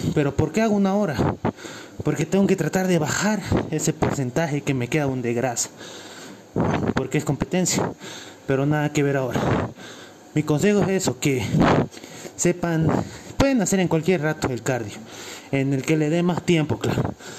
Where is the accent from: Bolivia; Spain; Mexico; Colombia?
Bolivia; Cochabamba; Soy de Cochabamba, Bolivia.